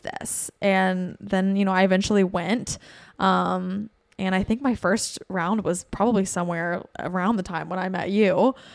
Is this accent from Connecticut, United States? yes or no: no; Bristol, Tennessee, United States; now in Nashville, United States; I'm from Bristol, Tennessee, um, which is like four and a half hours from here, furthest northeast Tennessee you can go.